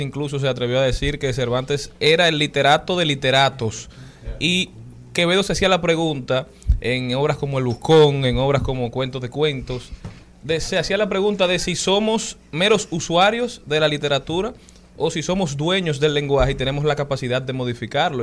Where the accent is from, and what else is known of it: Dominican Republic